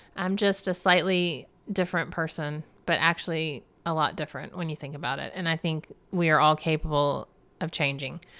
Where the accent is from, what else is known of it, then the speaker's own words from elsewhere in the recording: the South, United States; I'm a Southerner, y'alls.